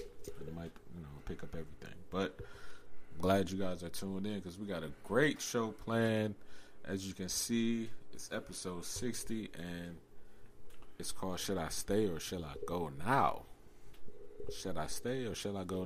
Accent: Cleveland, Ohio, United States; we're from Cleveland

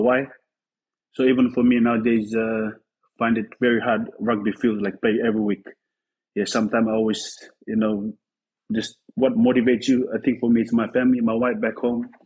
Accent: Fiji; moved away as an adult; now in Bristol, United Kingdom; we growing up back home, I mean, in the village

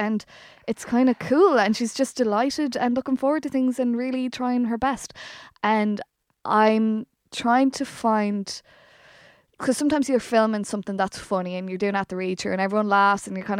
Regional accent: Brazil; I'm not Irish. I'm Brazilian.

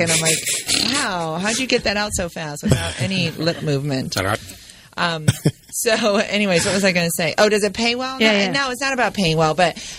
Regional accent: Orange County, California, United States; also born or lived in Grand Rapids, Michigan; I grew up in Orange County, California.

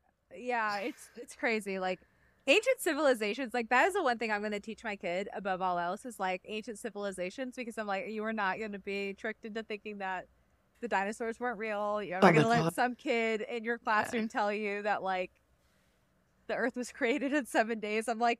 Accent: Atlanta, Georgia, United States; I say I'm from Atlanta, but I actually live in a racist town 45 minutes away.

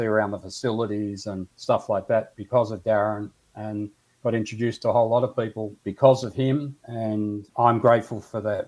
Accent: Melbourne, Victoria, Australia; I went in my hometown, got a job, got married

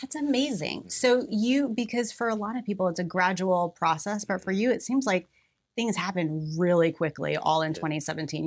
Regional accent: Mexico, Missouri, United States; I was born in Mexico, Missouri

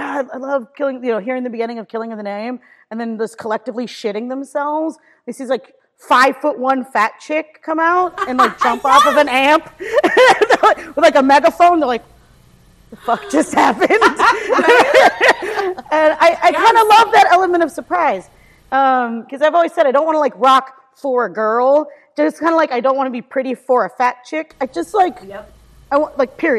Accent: Washington, District of Columbia, United States; also born or lived in Cleveland, Ohio; now in New York, United States; I was born in Ohio, outside of Cleveland. But then, when I was younger, my parents, got a place in DC. And so I actually went to high school in Washington, DC. So, kind of split my time between DC and Ohio growing up.

